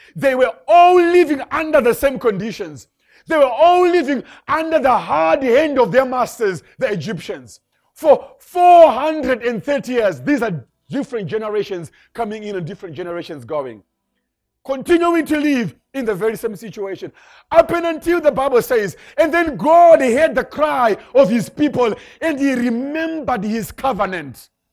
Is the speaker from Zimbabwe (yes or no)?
yes; Zimbabwe; moved away; I come from Zimbabwe. That's where I originally come from.